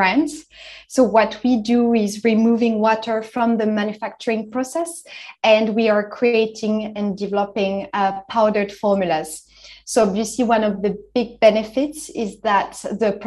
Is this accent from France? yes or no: yes; France; now in London, United Kingdom; I'm originally from France. I grew up in the French Alps